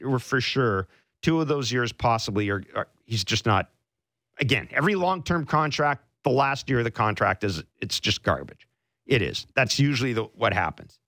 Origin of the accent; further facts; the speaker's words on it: Manitoba, Canada; I'm from Manitoba